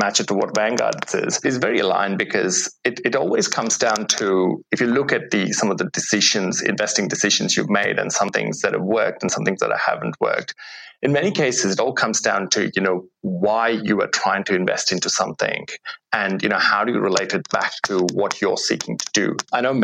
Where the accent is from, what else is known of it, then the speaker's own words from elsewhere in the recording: India; now in Australia; I grew up in India before coming to Australia